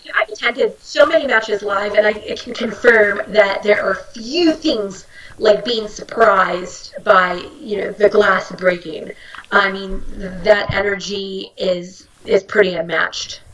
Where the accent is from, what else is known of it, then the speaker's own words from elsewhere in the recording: Bay Area, California, United States; moved away; I'm from the Bay Area.